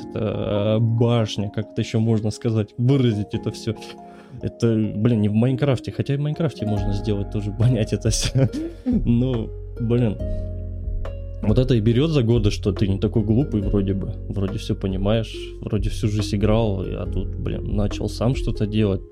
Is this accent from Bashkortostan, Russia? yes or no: no; Tuva, Russia; moved away as an adult; now in Kursk, Russia; я родом с Республики Тыва, поверьте. Это 6 тысяч километров, э, и я, мы все бросили и просто поехали